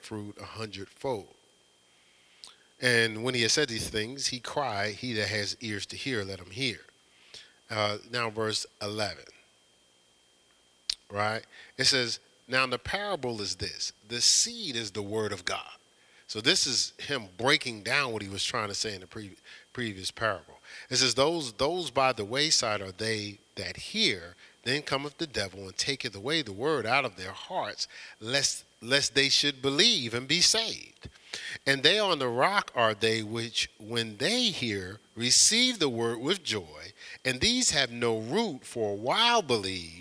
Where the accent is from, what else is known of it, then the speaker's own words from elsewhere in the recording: Newark, New Jersey, United States; when I was growing up in Newark, New Jersey